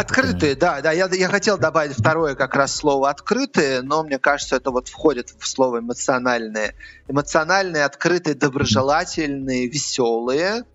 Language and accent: Russian; Moscow, Russia; moved away as an adult; now in Tbilisi, Georgia; Я родился в Москве и прожил там, получается, 40 лет